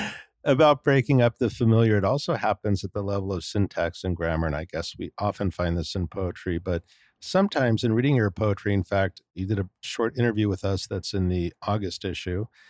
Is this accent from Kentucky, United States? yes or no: no; California, United States; moved away; being a Californian myself originally